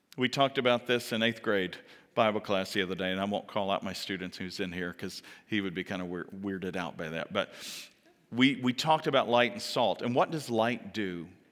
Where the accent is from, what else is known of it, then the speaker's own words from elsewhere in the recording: the South, United States; moved away; I come from the South